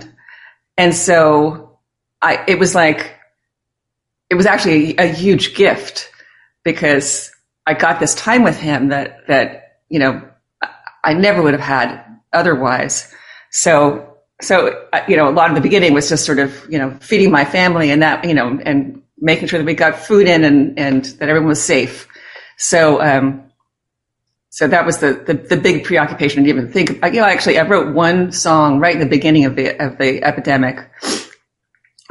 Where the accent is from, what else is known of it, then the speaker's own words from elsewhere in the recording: New York City, New York, United States; I grew up in New York City